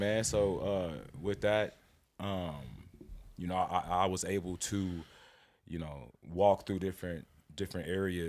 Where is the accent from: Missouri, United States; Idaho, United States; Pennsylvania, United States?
Missouri, United States; Kansas City; So I come from Kansas City, Missouri.